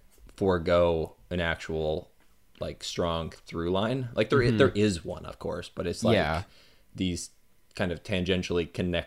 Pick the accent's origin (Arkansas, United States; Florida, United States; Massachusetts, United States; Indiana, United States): Florida, United States; because I'm from Florida, so we all go there.